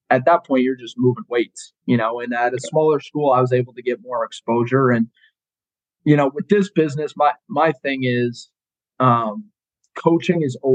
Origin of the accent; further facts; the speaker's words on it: Colorado, United States; No, actually, I grew up in Colorado.